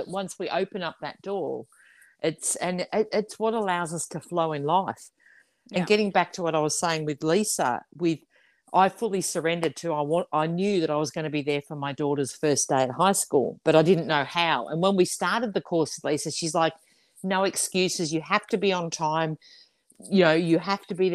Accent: near Daylesford, Victoria, Australia; not far from my hometown

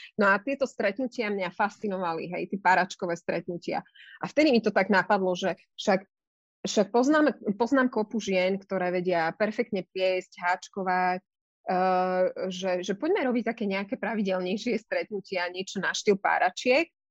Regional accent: eastern Slovakia, Slovakia; moved away; ja som z východného Slovenska a v tom čase aj moji rodičia žili na východe

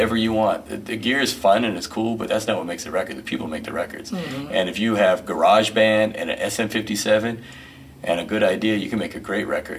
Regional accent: Riverside, California, United States; moved away; I grew up in Riverside, and I'm back, been back in Riverside for a dozen years now

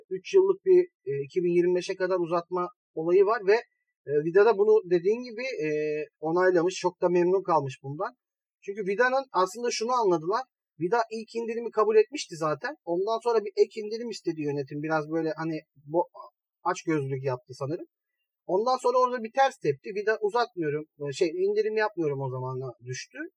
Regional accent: Malatya, Turkey; Ya, Malatyalıyım. Ya Malatya'da ters giden çok şey var şu ara.

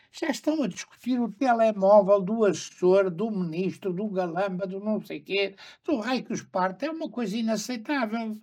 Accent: Lisbon, Portugal; also born or lived in Sintra; Eu morei sempre, e espero vir a morar outra vez, é a minha terra, em Lisboa, no Campo Grande

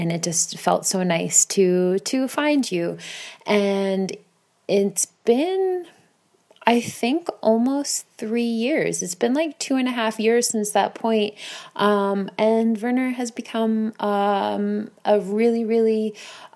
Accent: Bayonne, New Jersey, United States; now in Warsaw, Poland; I am not from Warsaw, Poland, but in fact, Bayonne, New Jersey, which is located in the United States.

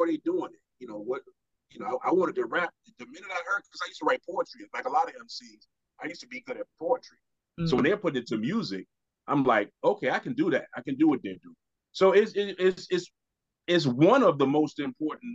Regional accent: Virginia, United States; being a 9-year-old in Virginia

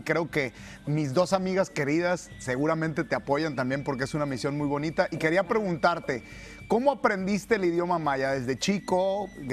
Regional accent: Sinaloa, Mexico; Yo soy de Sinaloa

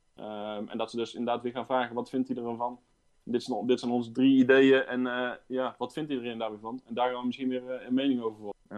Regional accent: Raamsdonksveer, North Brabant, Netherlands; geboren en getogen in Raamsdijk

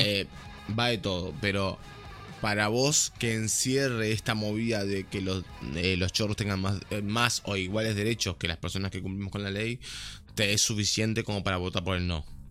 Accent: Uruguay; Yo soy negro, soy uruguayo

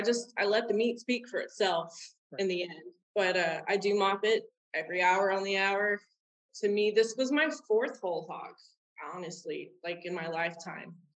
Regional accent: Robstown, Texas, United States; now in Canton, United States; I was born in Robstown, Texas, which is South Texas, and I was born and raised out in the Bluffs, which is a uh, between Corpus Christi and Padre

